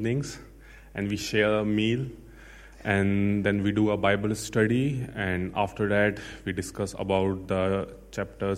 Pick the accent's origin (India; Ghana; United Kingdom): India; moved away; I'm from India